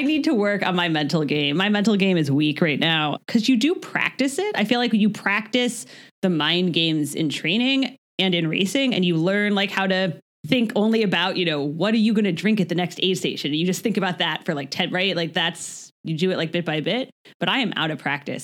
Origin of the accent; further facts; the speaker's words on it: United States; we're American